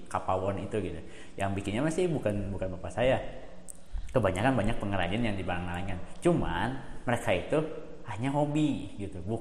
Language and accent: Indonesian; Pangalengan, West Java, Indonesia; Bandung Selatan kita itu terfokus, itu terlalu terfokus ke di luar gitu